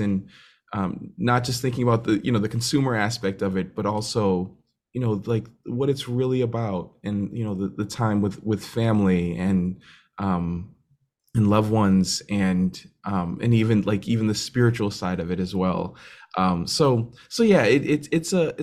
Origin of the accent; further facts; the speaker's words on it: Randolph, Massachusetts, United States; I am from just outside of Boston, Massachusetts, in a town called Randolph, Massachusetts